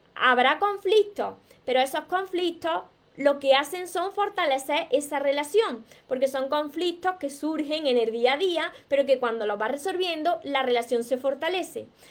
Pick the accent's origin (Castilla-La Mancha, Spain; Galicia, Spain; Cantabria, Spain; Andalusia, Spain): Andalusia, Spain; Córdoba; te encanta mi acento, pues soy de Córdoba, de, Córdoba, Andalucía, por eso me como las S, me como las palabras